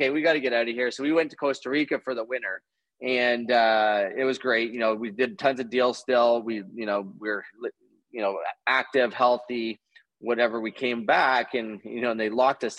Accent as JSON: {"language": "English", "country": "Canada", "said": "being a Canadian"}